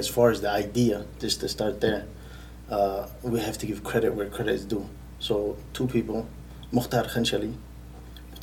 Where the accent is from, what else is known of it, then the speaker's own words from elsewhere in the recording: United States; also born or lived in Yemen; I'm from America